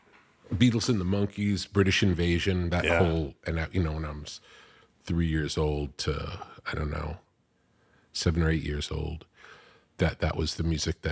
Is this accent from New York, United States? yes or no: yes; Long Beach, New York, United States; Long Beach.